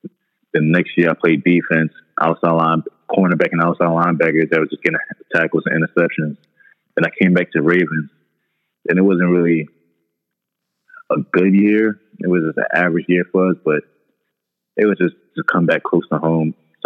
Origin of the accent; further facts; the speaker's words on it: New York City, New York, United States; I'm from Far Rockaway, New York, and Queens, yeah. I'm Nigerian.